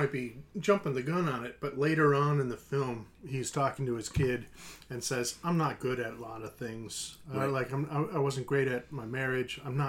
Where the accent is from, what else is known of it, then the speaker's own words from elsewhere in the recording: Chicago, Illinois, United States; We're from Chicago.